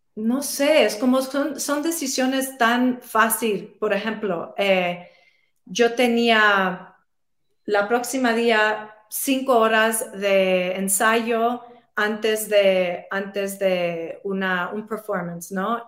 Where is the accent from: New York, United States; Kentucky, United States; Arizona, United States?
New York, United States; New York City; yo crecí en Nueva York, eh, soy puertorriqueña